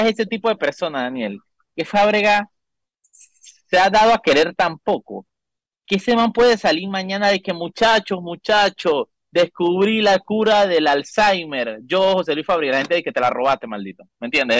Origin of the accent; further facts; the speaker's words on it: Panama; como ciudadano panameño en este, en este país